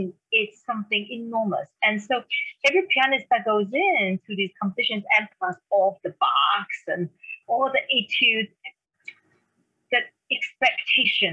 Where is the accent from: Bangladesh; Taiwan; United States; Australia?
Taiwan; English is a second language; moved away; I grew up in Taiwan, and that's where I am right now, visiting my mother